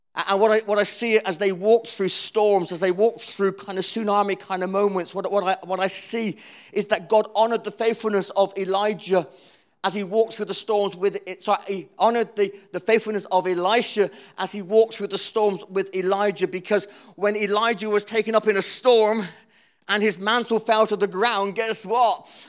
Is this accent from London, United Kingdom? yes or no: no; Cornwall, South West England, United Kingdom; I'm Cornish